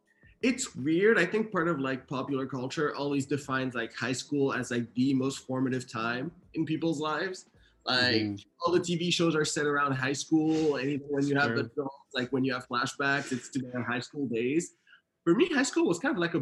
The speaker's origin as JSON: {"language": "English", "town": "Sherbrooke", "region": "Quebec", "country": "Canada", "tie": "born or raised there", "also_born_or_lived": "Haiti", "moved": "as an adult", "lives_now": "United States", "said": "I was born in Haiti, and then my parents moved to Montreal, Canada. Actually, 2 hours away from Montreal in Quebec, to the city of Sherbrooke, when I was around 6-7 years old. And I lived there all the way through middle school and high school."}